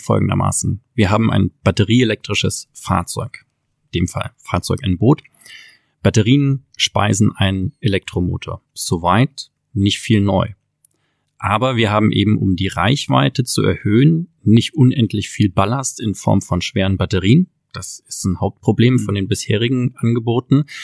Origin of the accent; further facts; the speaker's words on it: Southern Germany, Germany; in Norddeutschland, wo unser Herz zu Hause war als Süddeutsche